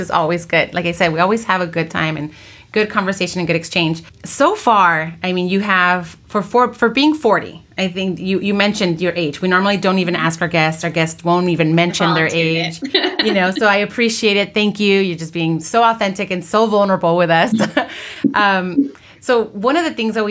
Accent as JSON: {"language": "English", "town": "Los Angeles", "region": "California", "country": "United States", "tie": "born or raised there", "also_born_or_lived": "Watts, Los Angeles", "said": "before we moved out to Watts, you know, my family, we grew up, I was born in El Sereno, East LA area"}